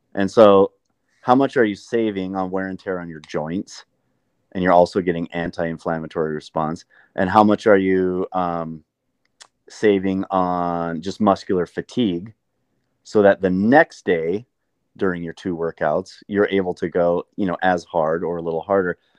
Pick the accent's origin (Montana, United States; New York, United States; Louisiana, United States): Montana, United States; moved away as an adult; also born or lived in Southern California; I grew up in Montana